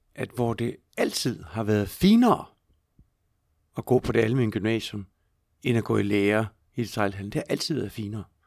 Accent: Skive, Central Denmark Region, Denmark; jeg voksede op i, i Skive

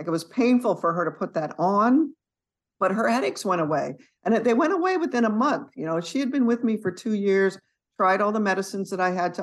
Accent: San Jose, California, United States; moved away as an adult; also born or lived in Boston; now in East Texas, United States; I grew up in San Jose

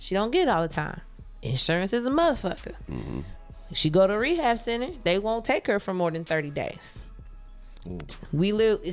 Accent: Richmond, Indiana, United States; moved away; I'm from a small town, Richmond, everybody knew everybody

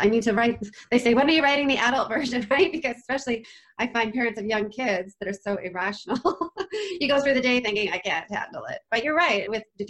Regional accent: Canada; because I'm Canadian

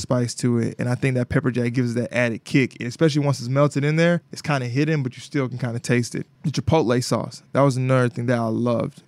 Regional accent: Alabama, United States; moved away; Even though I grew up in Alabama, my roots are Mississippi

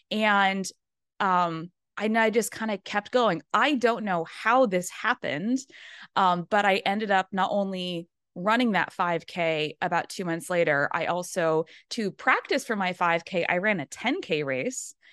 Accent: Maine, United States; No, I'm actually from Maine originally. So I'm a New {S2} England oh, okay. girl.

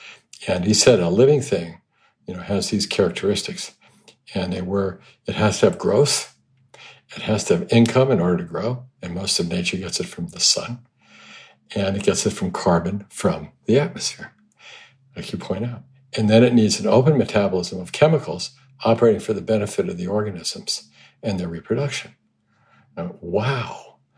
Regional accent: Hong Kong; I mean, growing up in Hong Kong, you see all the trees, all the bamboo used as scaffolding.

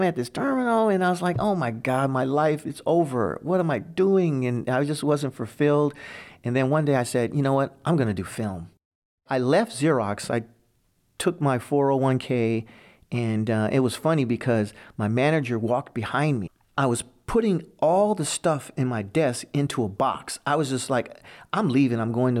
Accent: Hammond, Indiana, United States; I grew up in Hammond, Indiana, small town near Chicago.

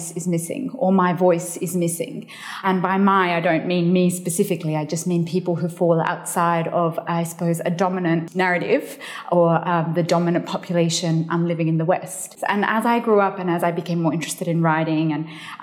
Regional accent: Australia; also born or lived in Afghanistan; I was born in Afghanistan. My family migrated to Australia in the mid-80s

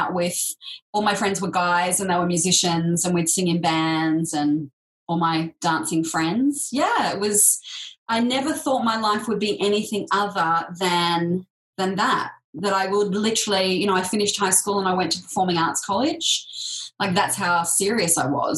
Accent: Sydney, New South Wales, Australia; So that was in the sort of outskirts of Sydney

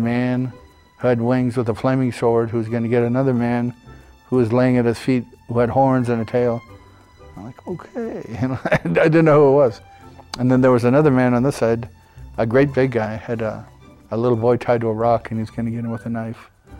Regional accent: Helena, Montana, United States; also born or lived in Seattle, Washington; they came back to Helena. And I grew up there

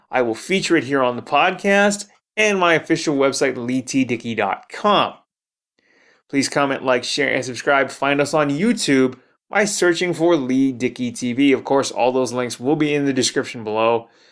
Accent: Toronto, Ontario, Canada; my hometown of Toronto, Ontario

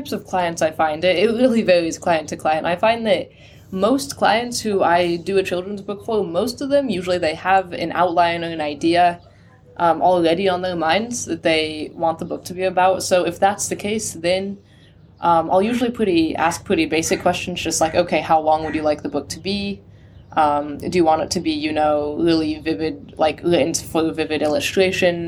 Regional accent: California, United States; moved away; I'm from America. I'm from California. Yeah, far north in California.

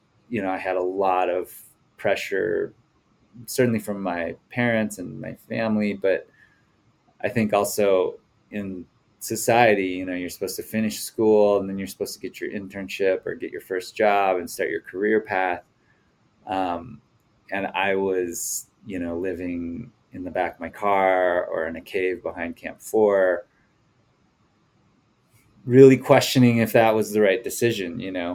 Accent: Mankato, Minnesota, United States; now in Jackson, United States; I grew up in the Midwest in a small town called Mankato, Minnesota, in south central Minnesota

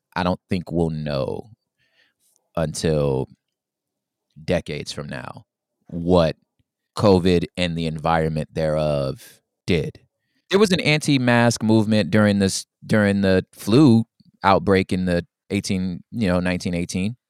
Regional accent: Los Angeles, California, United States; my grandmother was in the Watts riots, like, my, we're from Los Angeles, my father was a Black Panther

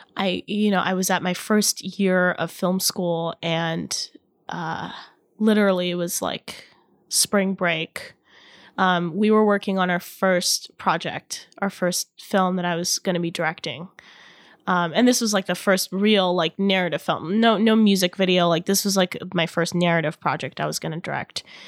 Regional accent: Irvine, California, United States; my hometown, in Irvine

